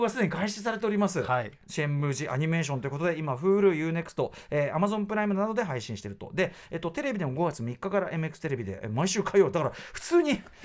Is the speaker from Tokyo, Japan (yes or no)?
yes; Tokyo, Japan; 僕がもちろん東京生まれ東京育ちで